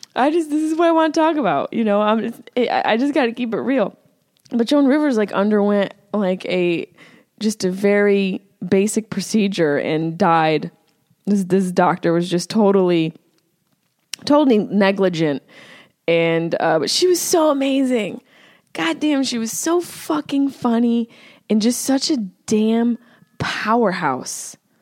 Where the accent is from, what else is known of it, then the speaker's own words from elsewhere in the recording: Syracuse, New York, United States; accent: Syracuse; there's my Syracuse accent